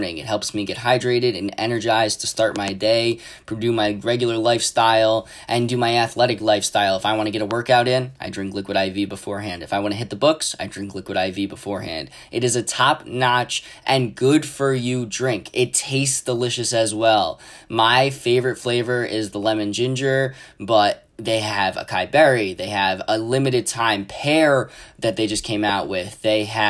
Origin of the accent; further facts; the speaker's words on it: Sullivan County, New York, United States; my hometown and home county of Sullivan County, New York.